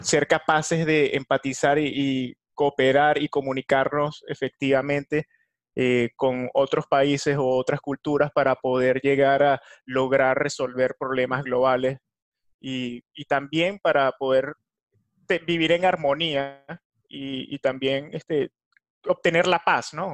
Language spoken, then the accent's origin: Spanish; Venezuela; now in United States; en mi país Venezuela